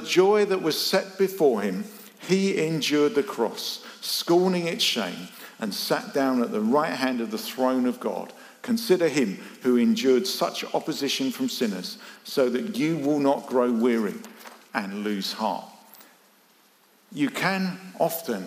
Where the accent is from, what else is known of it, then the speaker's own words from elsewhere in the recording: United Kingdom; we're British